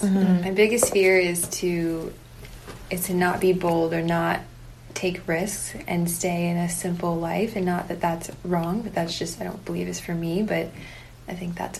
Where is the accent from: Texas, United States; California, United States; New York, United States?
California, United States; Palmdale; now in San Diego, United States; We are from a small town called Palmdale.